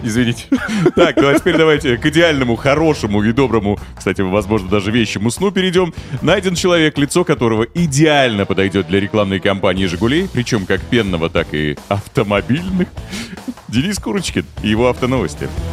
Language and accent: Russian; Bashkortostan, Russia; Я из Башкирии